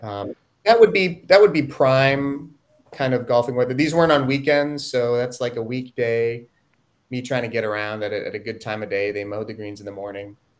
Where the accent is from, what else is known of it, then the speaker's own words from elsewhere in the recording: Ithaca, New York, United States; I grew up in Ithaca